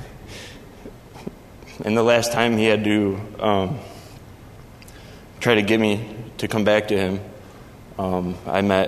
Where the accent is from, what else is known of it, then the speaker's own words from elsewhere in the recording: Rochester, New York, United States; I grew up in Rochester, New York